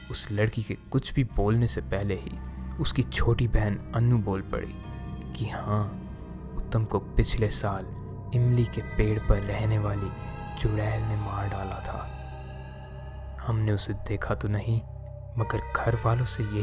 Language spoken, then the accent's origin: Hindi; Prayagraj, Uttar Pradesh, India; now in Delhi, India; मैं आजकल दिल्ली में रह रहा हूँ पर मेरा गांव प्रयागराज उत्तर प्रदेश में है